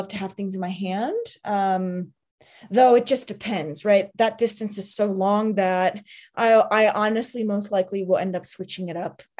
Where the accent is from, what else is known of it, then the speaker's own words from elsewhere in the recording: Southwest, United States; I'm from the desert, I'm from the Southwest